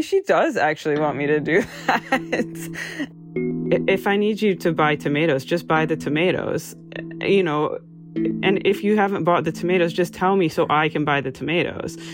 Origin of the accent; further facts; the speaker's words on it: United States; moved away as an adult; now in Amsterdam, Netherlands; I'm an American graphic designer uh, living and working in Amsterdam